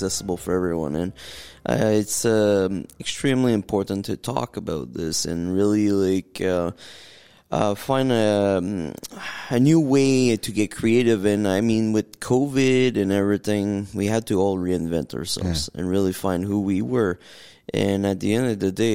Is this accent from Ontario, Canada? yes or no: yes; Northern Ontario, Canada; from Northern Ontario, from a little village called Zbrayville, with less than 900 people